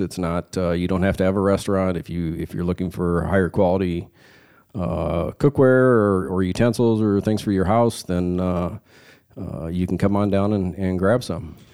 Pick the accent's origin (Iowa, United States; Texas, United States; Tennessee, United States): Iowa, United States; Sioux City; I grew up here in Sioux City, Iowa, uh, born and raised here